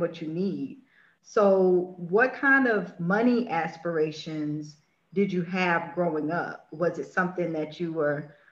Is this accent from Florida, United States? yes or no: yes; Florida, United States; moved away; also born or lived in Washington, D.C.; Born and raised in Florida, Miami, West Palm Beach.